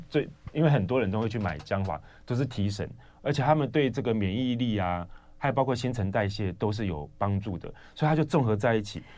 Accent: Yunlin County, Taiwan; now in Changhua, Taiwan; 我们老家在云岭啊

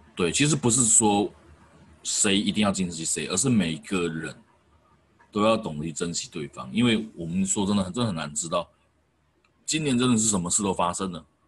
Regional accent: Taoyuan, Taiwan; 因为我是桃园人嘛

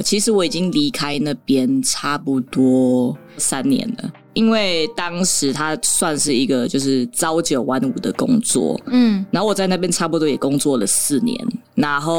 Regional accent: Taiwan; first language Tagalog; also born or lived in Philippines; 时候我父母带着我来到台湾，然后那个时候我们都是讲塔卡洛

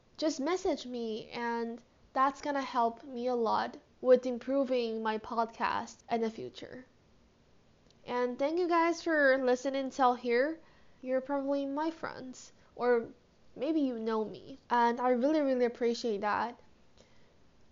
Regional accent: Taiwan; I'm from Taiwan, and currently studying high school

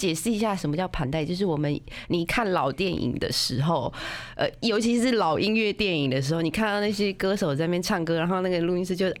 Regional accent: Hualien, Hualien County, Taiwan; 好，好不要讲，我老家花莲。

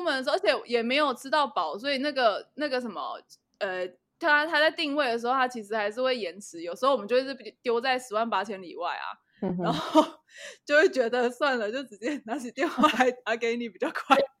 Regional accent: Taiwan; 一听到我是台湾人啊，会疯狂地跟我说谢谢

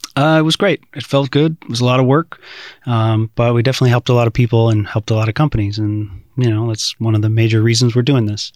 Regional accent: United States; now in Taiwan; being an American

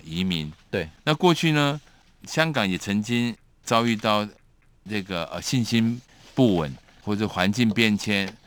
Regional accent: Taiwan; 强加在我们台湾人民

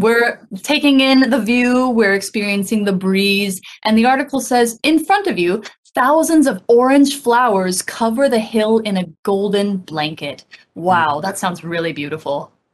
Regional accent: United States; now in Taiwan; I haven't been back to my home state

